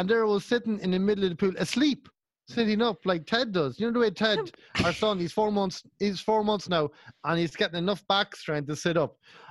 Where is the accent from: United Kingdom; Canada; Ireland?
Ireland; Kells, County Meath; if there's no one from Kells, there's no one from my hometown